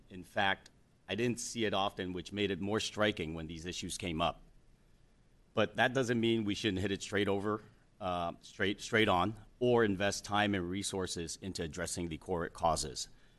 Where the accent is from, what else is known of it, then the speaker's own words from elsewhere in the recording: San Francisco, California, United States; Growing up in Chinatown